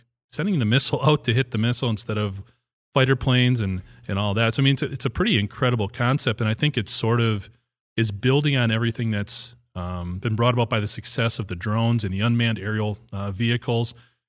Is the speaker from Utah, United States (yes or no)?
no; Hustisford, Wisconsin, United States; I don't live there anymore. My hometown, it's where I went to high school, where I grew up.